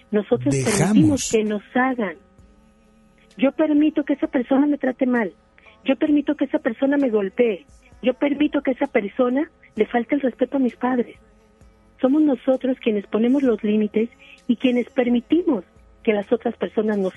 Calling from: Apodaca, Nuevo León, Mexico; Estoy hablando desde Apodaca.

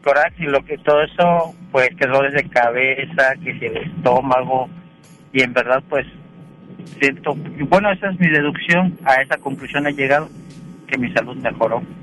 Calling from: Monterrey, Nuevo León, Mexico; Eh, de aquí de Monterrey, voy camino a casa.

